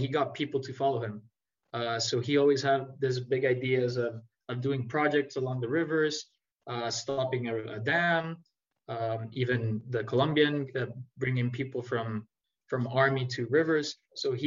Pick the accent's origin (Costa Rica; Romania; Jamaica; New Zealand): Costa Rica; also born or lived in Jacksonville, Florida; I grew up in Costa Rica. I lived here for 18 years